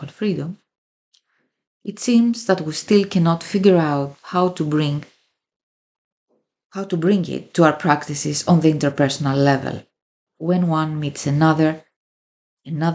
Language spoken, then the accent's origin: English; Greece; I come from Greece and a working class immigrant family background.